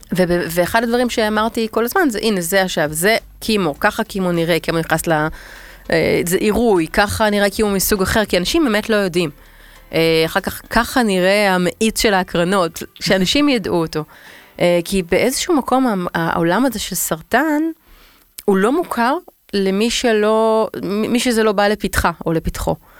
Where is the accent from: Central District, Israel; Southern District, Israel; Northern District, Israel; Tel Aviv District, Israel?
Tel Aviv District, Israel; Tel Aviv; אני תל אביבית